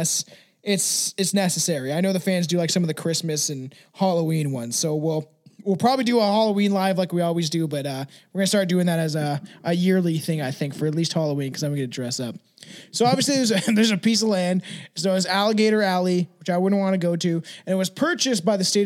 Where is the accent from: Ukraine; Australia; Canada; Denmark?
Canada; I'm Canadian